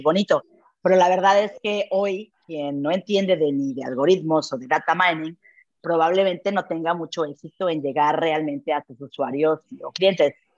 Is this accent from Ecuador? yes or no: no; Mexico; now in Barcelona, Spain; soy emprendedora mexicana, trabajando en telecomunicaciones e inclusión financiera y laboral. Vivo, en efecto, en Barcelona